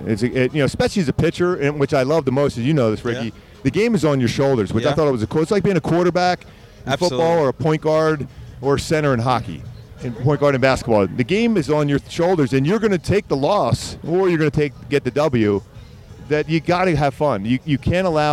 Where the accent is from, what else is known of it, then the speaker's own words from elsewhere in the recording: Philadelphia, Pennsylvania, United States; growing up where I grew up in Philly